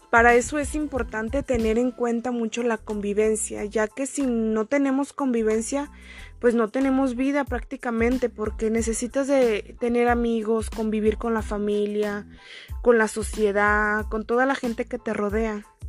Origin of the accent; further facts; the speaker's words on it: Oconahua, Jalisco, Mexico; soy de Oconagua